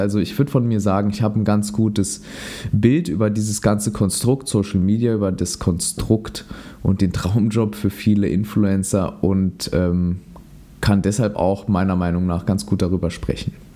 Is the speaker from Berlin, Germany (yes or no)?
no; Saarland, Germany; in meiner Heimat im Saarland